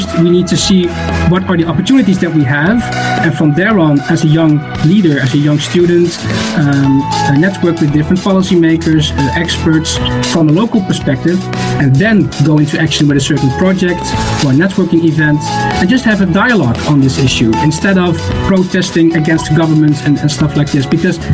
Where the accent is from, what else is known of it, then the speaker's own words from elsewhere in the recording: Netherlands; And that's what I noticed as well in my country, in the Netherlands. I'm from the Netherlands.